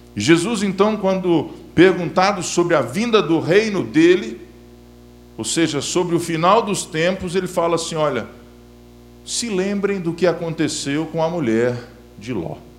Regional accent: Belo Horizonte, Minas Gerais, Brazil; estou em BH, minha terra natal

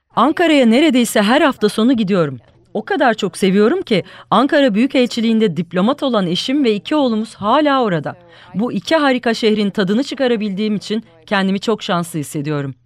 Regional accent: United States; moved away as an adult; now in Istanbul, Turkey; Amerika Birleşik Devletleri'nde ilk doğanlardan biri olduğumu söyleyebilirim.

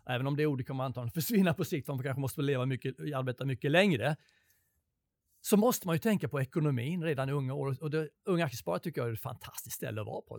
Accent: Sweden; Jag kom från Sverige.

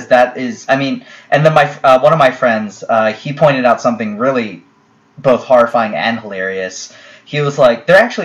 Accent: United States; I'm still an American

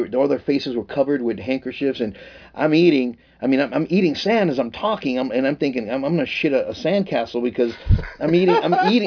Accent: New York City, New York, United States; moved away; also born or lived in Tucson, Arizona; I moved from the Bronx to Tucson, Arizona. I became a professional when I was 19.

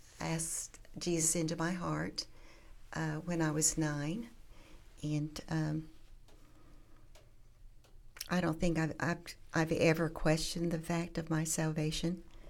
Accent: Duncan, Oklahoma, United States; also born or lived in Marlow, Oklahoma; I grew up in Duncan. It's south. It's very close to Central

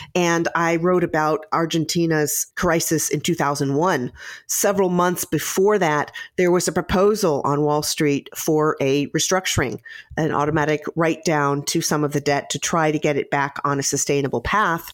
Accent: Midwest, United States; I, I grew up in the Midwest

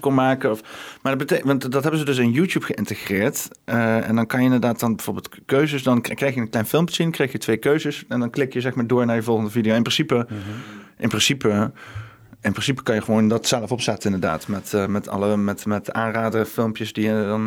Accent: Huissen, Gelderland, Netherlands; now in Arnhem, Netherlands; ik kom met Husse eigenlijk, maar dat is hm. heel dicht naast Arnhem

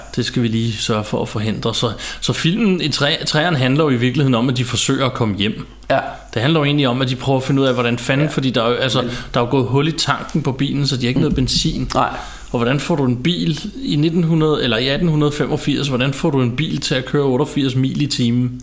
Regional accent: Ballerup, Capital Region of Denmark, Denmark; jeg voksede op ude i Ballerup

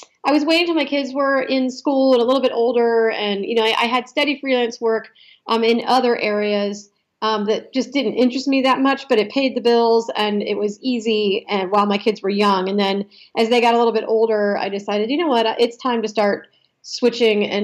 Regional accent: Ohio, United States; moved away as an adult; also born or lived in Philadelphia area; I grew up in Ohio

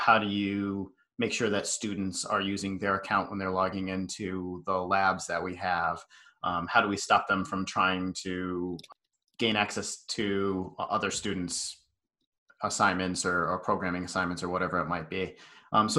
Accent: Western Massachusetts, United States; So I grew up out in Western Mass. It's a very small town that I was in.

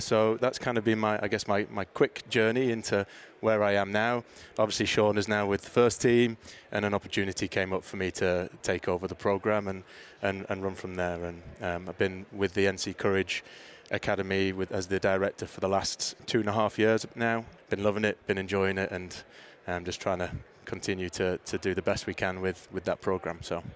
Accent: Middlesbrough, North East England, United Kingdom; moved away as an adult; also born or lived in Mobile, Alabama / Mississippi; now in United States; my hometown club, Middlesbrough

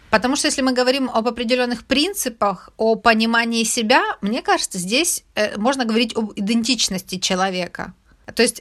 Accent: Ukraine; Ведь мы же каждый день не ходим и не говорим «я украинка» или «я украинец»

